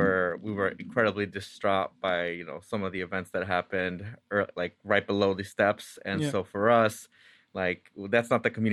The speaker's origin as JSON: {"language": "English", "town": "Santa Ana", "region": "California", "country": "United States", "tie": "born or raised there", "said": "So first off, I was born and raised in Santa Ana, California, which Santa Ana is a city of about 360,000 people, and about 80% of it is Hispanic Latino."}